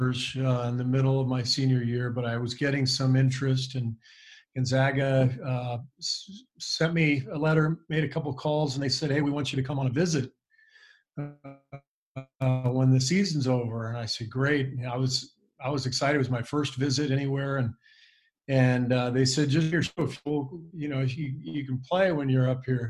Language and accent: English; West Coast, United States; growing up on the West Coast